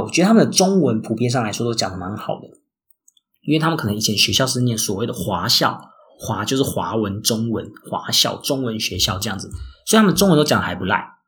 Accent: Taiwan; moved away as an adult; now in Singapore; 像我台湾人

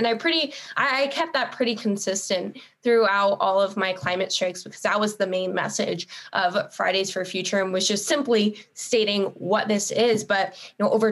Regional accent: Northern California, United States; growing up in Northern California

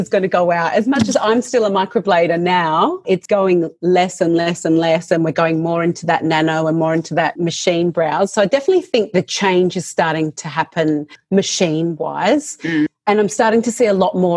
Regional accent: Adelaide, South Australia, Australia; moved away as an adult; now in Melbourne, Australia; I moved to Melbourne because I'm from Adelaide.

